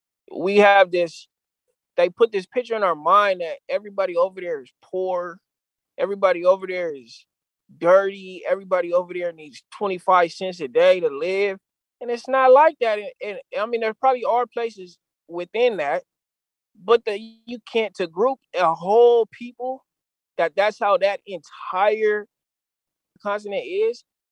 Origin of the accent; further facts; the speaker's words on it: San Diego, California, United States; my experiences in San Diego, growing up in San Diego, maneuvering through, you know, because there are negative aspects within Southeast San Diego